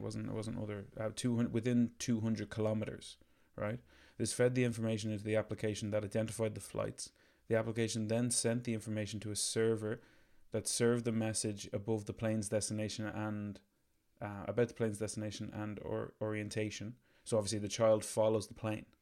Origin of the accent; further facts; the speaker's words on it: Ireland; we're Irish